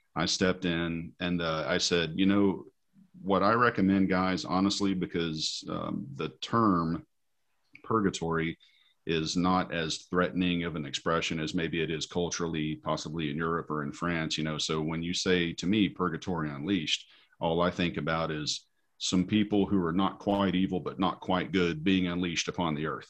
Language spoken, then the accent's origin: English; Tennessee, United States; moved away; growing up in Tennessee